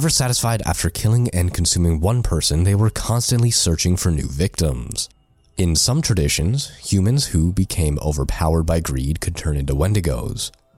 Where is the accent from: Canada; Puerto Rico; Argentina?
Canada; being Canadian and all.